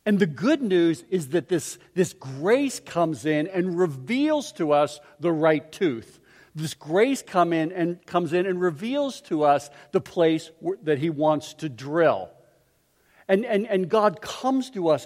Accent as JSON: {"language": "English", "town": "Pittsburgh", "region": "Pennsylvania", "country": "United States", "tie": "born or raised there", "said": "I grew up in Pittsburgh"}